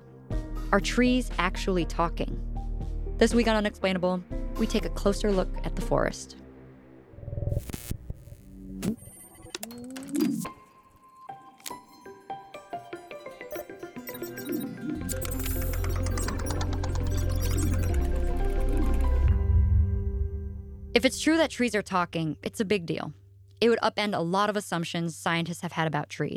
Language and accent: English; Northern California, United States; Growing up in Northern California